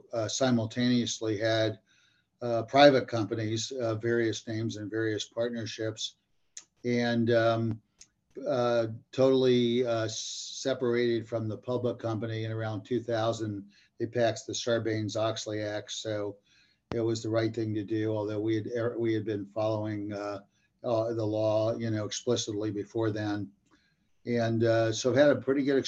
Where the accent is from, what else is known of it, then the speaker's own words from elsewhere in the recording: Columbus, Ohio, United States; I grew up in Columbus, Ohio